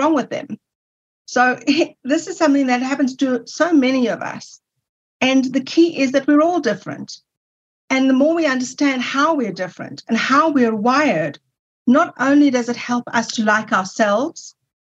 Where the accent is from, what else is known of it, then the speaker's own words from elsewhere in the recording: South Africa; you can hear that I'm from South Africa, when I returned to South Africa, I was able to go to university and study